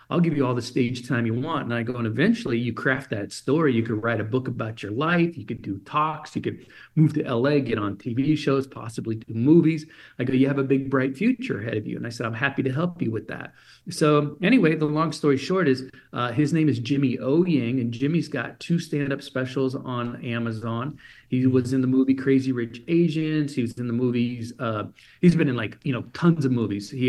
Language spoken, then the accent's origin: English; Germany; so I grew up in Germany as an illegal alien.